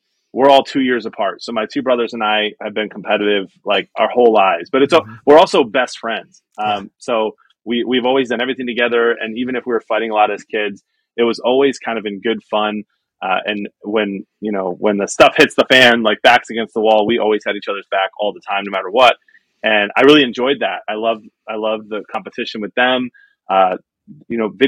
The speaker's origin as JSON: {"language": "English", "town": "Chicago", "region": "Illinois", "country": "United States", "tie": "born or raised there", "also_born_or_lived": "Detroit, Michigan", "said": "Grew up in the Chicagoland area with my mom, dad, and 2 siblings"}